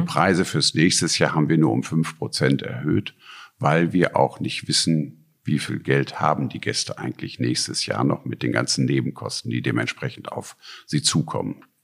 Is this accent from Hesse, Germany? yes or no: no; North Rhine-Westphalia, Germany; moved away as an adult; now in Dankern, Germany; Ich bin in Ostwestfalen geboren. Dort ist ein Betrieb, Land- und Forstfischerbetrieb meiner Mutter, äh, wo wir dann hingezogen sind